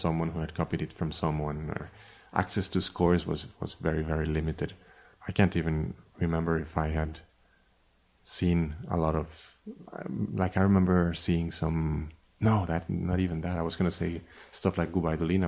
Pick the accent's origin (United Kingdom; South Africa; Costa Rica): Costa Rica; moved away as an adult; also born or lived in Miami; I was born in Costa Rica, and I left in 1999 to study composition